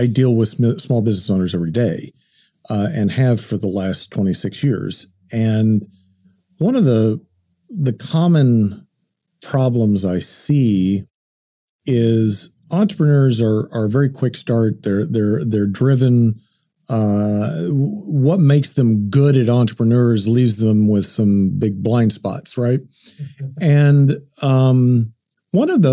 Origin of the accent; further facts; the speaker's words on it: Enid, Oklahoma, United States; also born or lived in Shawnee, Oklahoma; lived in Oklahoma all my life. I was born in Shawnee, raised in Enid